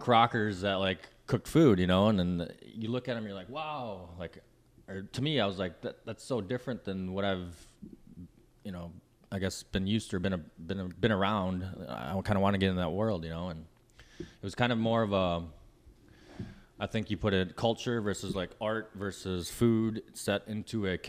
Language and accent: English; Minnesota, United States; now in Los Angeles, United States; I grew up in Minnesota and kind of rural country.